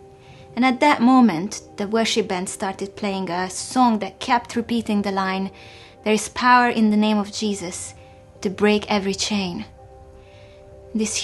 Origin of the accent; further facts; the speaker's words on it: Hungary; moved away as an adult; now in England; I was born in Hungary in the 1980s, and this was at the time when the country was still under the communist regime